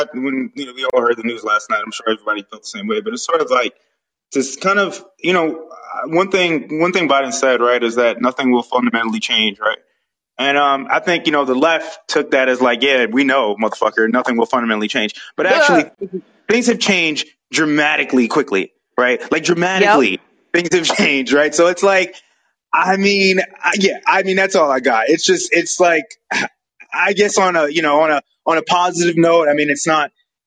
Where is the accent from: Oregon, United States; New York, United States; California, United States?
New York, United States; moved away; I'm from New York